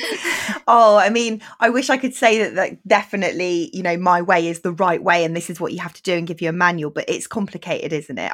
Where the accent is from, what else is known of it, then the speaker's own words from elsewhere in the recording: Bristol, South West England, United Kingdom; I grew up in Bristol